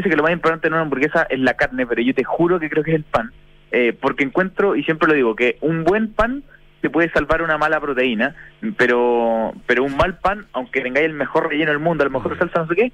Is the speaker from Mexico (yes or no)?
no; Chile; Obviamente viene de cerca porque soy chileno